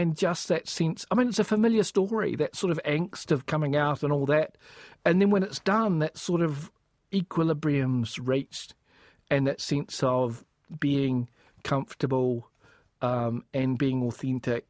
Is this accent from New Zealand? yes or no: yes; Pohangina Valley, Manawatū-Whanganui, New Zealand; moved away as an adult; also born or lived in Wellington; I grew up in the Pohanga Valley in the Manawatū